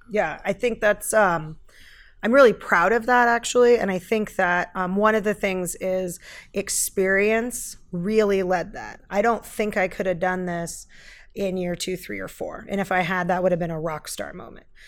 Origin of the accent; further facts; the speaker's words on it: Eugene, Oregon, United States; moved away as an adult; also born or lived in San Jose, California; I grew up here in Eugene, Oregon